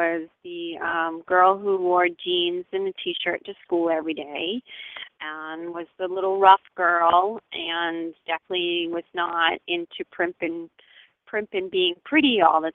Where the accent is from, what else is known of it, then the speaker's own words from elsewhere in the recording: Lewiston, Maine, United States; now in Greene, Maine, United States; I'm from Lewiston. I grew up in Lewiston